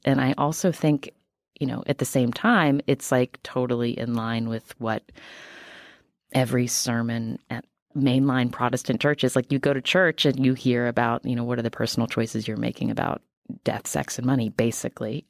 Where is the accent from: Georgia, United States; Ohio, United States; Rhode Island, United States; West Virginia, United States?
West Virginia, United States; moved away; I am from West Virginia